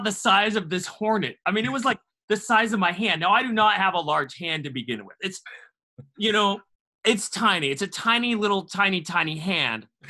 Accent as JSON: {"language": "English", "region": "Washington", "country": "United States", "tie": "born or raised there", "moved": "yes", "lives_now": "Tennessee, United States", "said": "growing up in Washington State"}